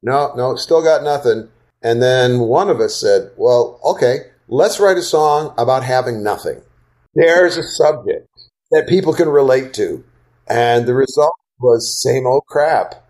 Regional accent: Wisconsin, United States; also born or lived in Southeast United States; now in Southeast, United States; I grew up in Wisconsin and then have lived the balance of my life in the Southeast

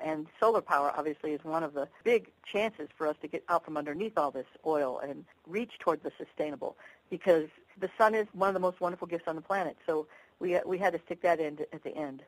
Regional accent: Ohio, United States; moved away; also born or lived in Washington, D.C.; Greg and I grew up in Ohio

